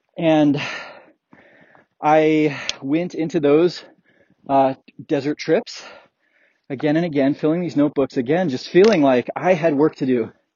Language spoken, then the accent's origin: English; Colorado, United States; growing up in Colorado